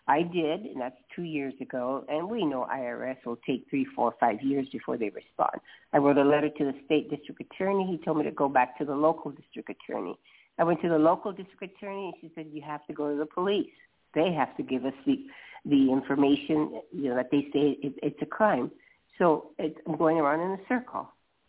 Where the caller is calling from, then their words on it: Los Angeles, California, United States; I'm calling from Los Angeles.